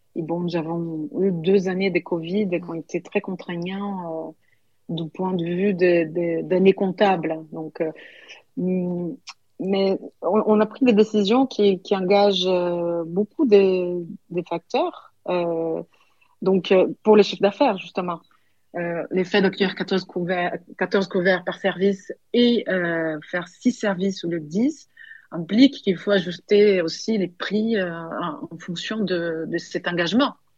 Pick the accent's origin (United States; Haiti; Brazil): Brazil; São Paulo; French is a second language; also born or lived in Paris, France; now in Vailhan, France; Moi, j'ai toujours vécu dans des très grandes villes. Je viens de Saint-Paul, Paulo, 22 millions d'habitants.